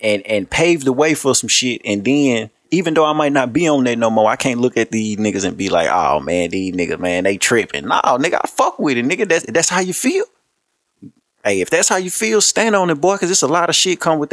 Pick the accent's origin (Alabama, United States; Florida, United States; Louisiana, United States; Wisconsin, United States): Louisiana, United States; Shreveport; I'm from Shreveport, Louisiana